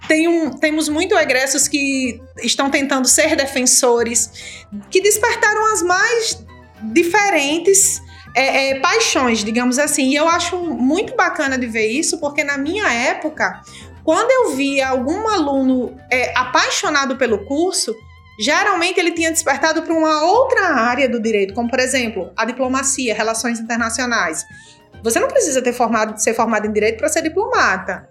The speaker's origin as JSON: {"language": "Portuguese", "town": "Mossoró", "region": "Rio Grande do Norte", "country": "Brazil", "tie": "born or raised there", "also_born_or_lived": "Natal", "said": "nascida e criada aqui em Mossoró, no Rio Grande do Norte, interior do Nordeste, Brasil"}